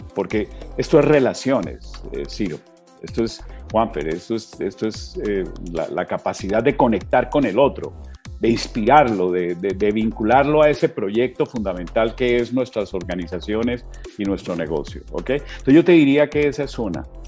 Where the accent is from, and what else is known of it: Colombia